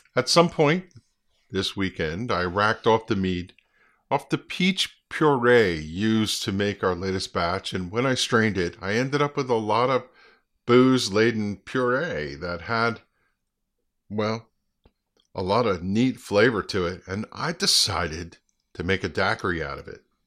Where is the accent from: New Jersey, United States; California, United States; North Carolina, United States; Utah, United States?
New Jersey, United States; Flemington; also born or lived in Ringoes, New Jersey; Growing up in my hometown of Flemington, New Jersey